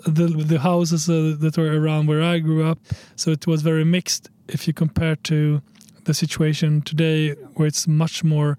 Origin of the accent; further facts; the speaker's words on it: Borlänge, Dalarna County, Sweden; also born or lived in Kosovo; I came from Kosovo in 91. I was 7 years old. And I ended up growing up in a city called Borlänge, in the best part of Sweden called Dalarna